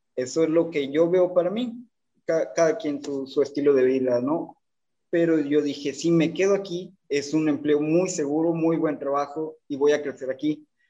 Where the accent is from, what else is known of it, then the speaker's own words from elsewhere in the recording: Tampico, Tamaulipas, Mexico; moved away as an adult; now in Monterrey, Mexico; Yo Actualmente vivo en la ciudad de Monterrey, pero soy de Tampico, Tamaulipas.